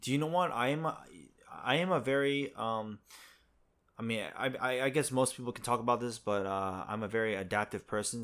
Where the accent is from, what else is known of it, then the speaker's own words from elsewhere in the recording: New Jersey, United States; moved away as an adult; now in South Korea; I'm from America, too. I'm from Jersey